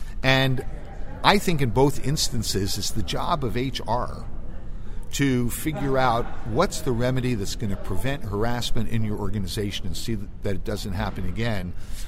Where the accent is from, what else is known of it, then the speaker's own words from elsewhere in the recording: India; English is a second language; now in United States; Because I'm from India, you're disciplining me.